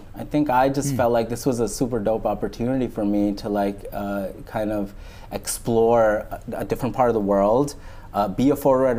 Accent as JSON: {"language": "English", "region": "New York", "country": "United States", "tie": "born or raised there", "said": "I grew up in New York in Coney Island. So I grew up like around Neptune Avenue. So it's a big Pakistani community there, and there's two masjids like in like a close radius."}